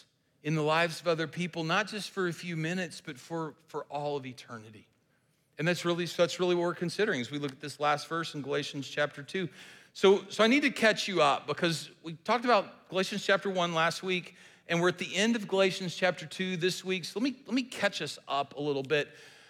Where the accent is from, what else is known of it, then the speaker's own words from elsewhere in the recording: the South, United States; we're from the South, and so I have actually fished in the Mississippi Delta